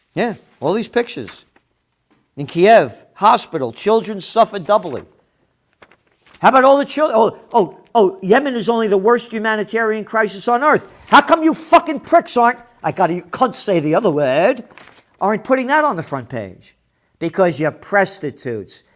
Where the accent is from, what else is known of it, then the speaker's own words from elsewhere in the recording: United States; I'm an American